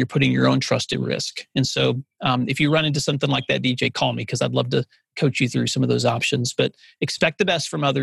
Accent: West Tennessee, United States; I grew up out in West Tennessee

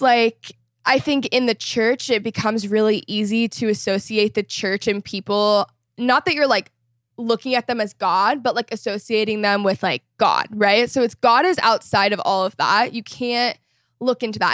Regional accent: Texas, United States; moved away as an adult; also born or lived in Los Angeles; I grew up in Texas

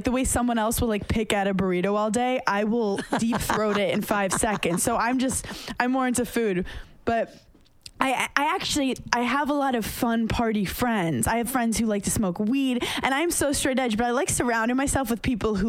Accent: New York City, New York, United States; I came from Park Slope, Brooklyn

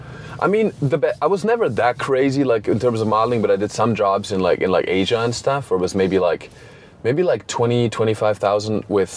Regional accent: Germany; also born or lived in New York; now in West Hollywood, United States; So I live in West Hollywood now. I know I grew up in Europe. I lived in New York and stuff.

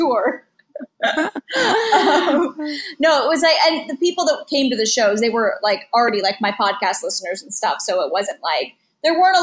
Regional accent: West Coast, United States; now in Los Angeles, United States; I'm from the West Coast

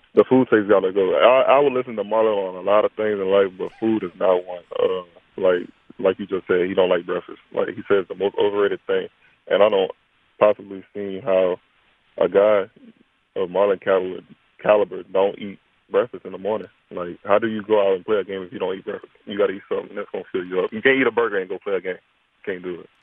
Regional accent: Livonia, Louisiana, United States; my hometown, uh, where I grew up at, where I played football at, at Livonia High School.

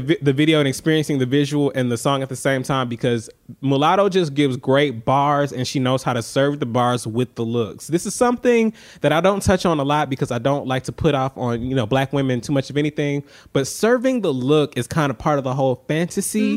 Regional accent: Atlanta, Georgia, United States; I'm from Atlanta

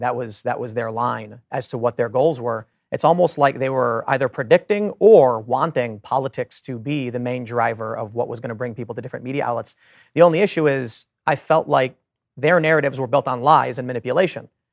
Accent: Chicago, Illinois, United States; I grew up in Chicago, surrounded by Democrats

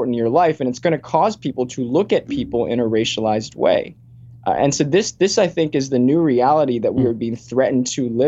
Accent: Richmond, Virginia, United States; I lived in a very diverse community, a lot of Chinese people, Indian people, Black Americans, White Americans. I grew up in Virginia and Richmond.

